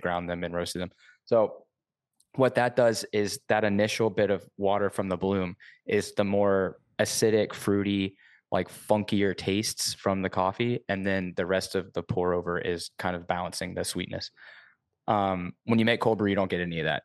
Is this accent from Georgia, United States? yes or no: yes; Savannah, Georgia, United States; now in Montreal, Canada; I'm actually originally from Savannah, Georgia